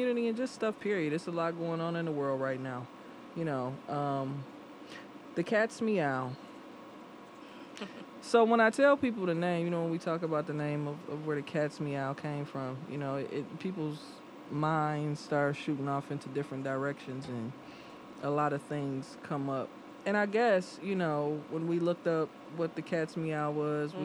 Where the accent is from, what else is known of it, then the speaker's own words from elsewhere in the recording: Detroit, Michigan, United States; I'm from Detroit